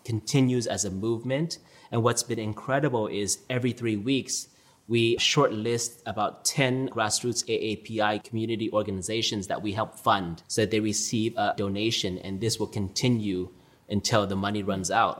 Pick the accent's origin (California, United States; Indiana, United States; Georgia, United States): California, United States; Orange County, Southern; also born or lived in New York; I grew up a typical Orange County suburban lifestyle